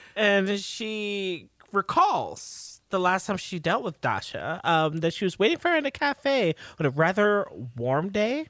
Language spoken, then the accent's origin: English; New York, United States; I'm a New Yorker